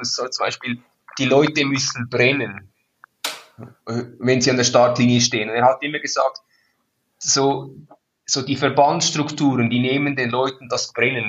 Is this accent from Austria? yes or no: no; Switzerland; ich bin ein stolzer Schweizer